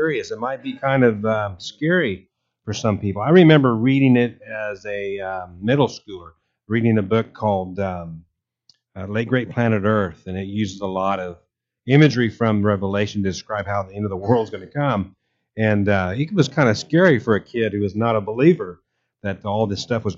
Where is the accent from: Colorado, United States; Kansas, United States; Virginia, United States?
Kansas, United States; I grew up in Kansas, and I remember hailstorms as a kid